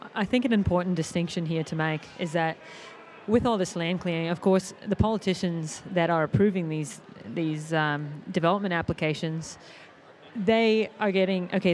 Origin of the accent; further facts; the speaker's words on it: Australia; we're Australian